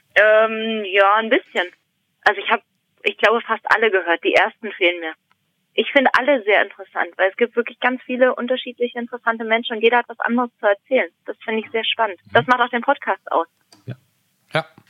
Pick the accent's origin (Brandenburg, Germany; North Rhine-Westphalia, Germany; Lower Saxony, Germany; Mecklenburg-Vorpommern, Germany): Brandenburg, Germany; Brandenburg an der Havel; moved away as an adult; now in Berlin, Germany; ich komme aus Brandenburg, eigentlich. Also aus dem Land Brandenburg und äh, eigentlich auch aus der Stadt, also Brandenburg an der Havel